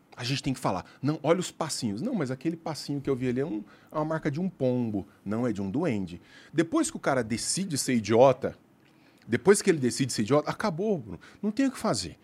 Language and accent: Portuguese; Araguari, Minas Gerais, Brazil; also born or lived in Uberlândia; Eu nasci em Araguari, uhum. interior de Minas Gerais. Aí eu fui para Uberlândia